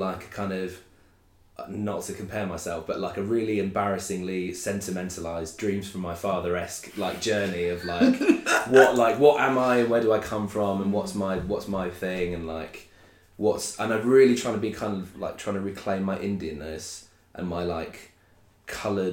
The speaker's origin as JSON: {"language": "English", "town": "Sutton", "region": "London", "country": "United Kingdom", "tie": "born or raised there", "also_born_or_lived": "Brixton", "said": "I grew up in like kind of suburb, like very, very suburban Greater London"}